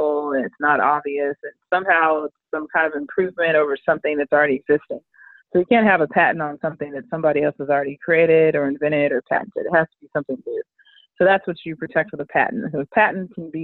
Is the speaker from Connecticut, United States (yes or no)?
no; Richardson, Texas, United States; also born or lived in Tallahassee, Florida / Austin, Texas; now in Dallas, United States; I grew up in Richardson, Texas